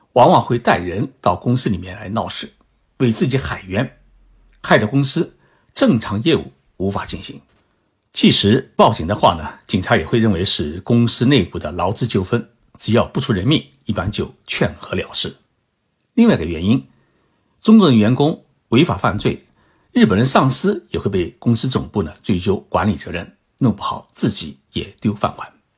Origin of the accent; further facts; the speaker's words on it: China; 我们中国人